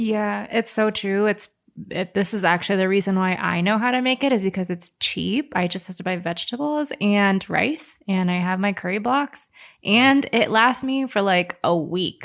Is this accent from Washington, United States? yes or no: no; Hawaii, United States; moved away; I've always grown up with Japanese curry. I'm originally from Hawaii